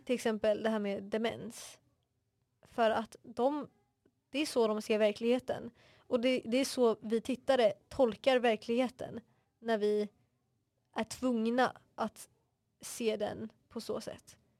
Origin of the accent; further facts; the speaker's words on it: Stockholm, Stockholm County, Sweden; accent: Vasastan; jag kommer från Vasastan, jag vet min dialekt är ganska vasastanig